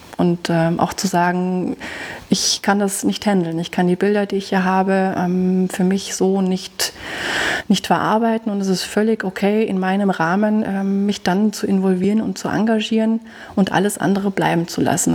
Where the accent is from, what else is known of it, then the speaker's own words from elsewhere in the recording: Germany; now in Austria; wie man hört, ich bin ja auch nicht aus Österreich, ich komme aus Deutschland